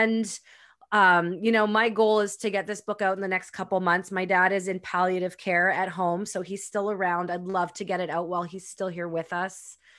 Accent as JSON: {"language": "English", "town": "Winnipeg", "region": "Manitoba", "country": "Canada", "tie": "born or raised there", "moved": "yes", "lives_now": "Pemberton, Canada", "said": "I was born and raised in Winnipeg, Manitoba"}